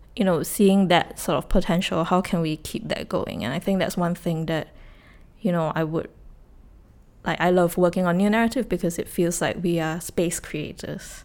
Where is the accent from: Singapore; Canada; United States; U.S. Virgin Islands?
Singapore; this is where I grew up, this is where family is